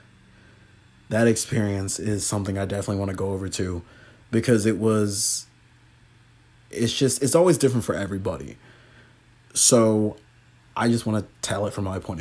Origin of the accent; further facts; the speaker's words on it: Huntington Beach, California, United States; growing up in Huntington Beach